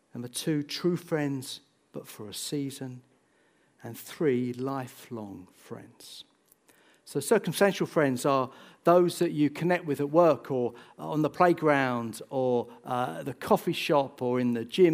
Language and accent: English; Bedford, East of England, United Kingdom; also born or lived in St Neots; I grew up in Bedford